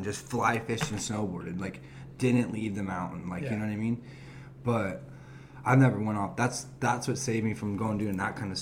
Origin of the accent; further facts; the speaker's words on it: Huntington Beach, California, United States; also born or lived in Murrieta, California / Canyon Lake, California; I dealt with so many different mix of different kids growing up in Huntington Beach